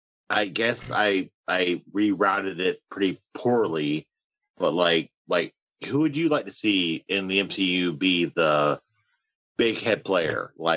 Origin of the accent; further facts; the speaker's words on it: Canada; I'm a Canadian, baby.